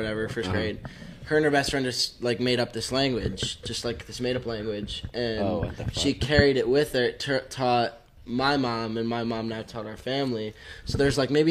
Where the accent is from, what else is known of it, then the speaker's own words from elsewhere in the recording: Rhode Island, United States; now in Denver, United States; I'm originally from Rhode Island